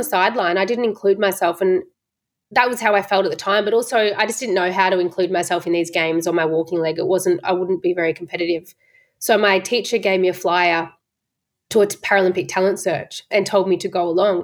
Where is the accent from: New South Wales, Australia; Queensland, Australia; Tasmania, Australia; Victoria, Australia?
Victoria, Australia; Geelong; moved away as an adult; also born or lived in Melbourne; I moved away from my family from Geelong up to Melbourne